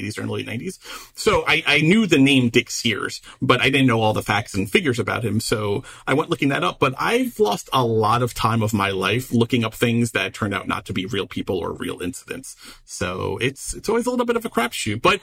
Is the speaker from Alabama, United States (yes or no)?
no; New York City, New York, United States; my hometown of Queens, 10 minutes from where I grew up